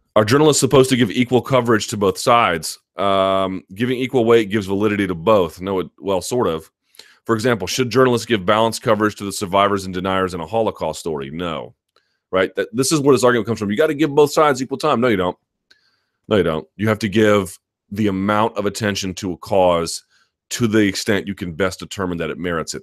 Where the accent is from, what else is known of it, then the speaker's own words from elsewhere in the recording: Washington, District of Columbia, United States; my hometown